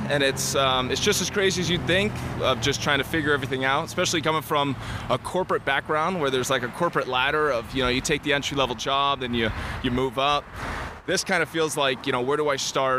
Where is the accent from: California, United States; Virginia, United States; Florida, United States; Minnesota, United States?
California, United States; Northern; moved away as an adult; also born or lived in San Francisco; now in Los Angeles, United States; I am from Northern California